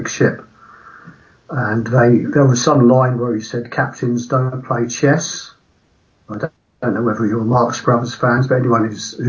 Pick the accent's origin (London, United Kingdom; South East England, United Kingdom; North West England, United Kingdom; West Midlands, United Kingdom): South East England, United Kingdom; Woking; They were from my hometown